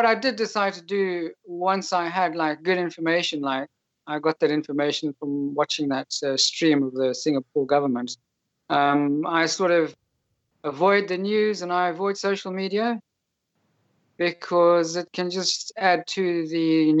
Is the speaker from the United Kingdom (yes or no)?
yes; United Kingdom; now in Poland; I'm a British citizen living in Poland